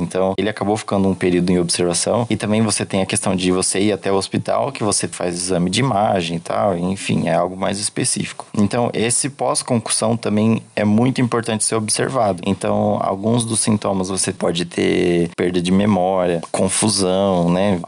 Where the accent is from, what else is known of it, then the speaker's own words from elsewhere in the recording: São Paulo, Brazil; eu sou de São Paulo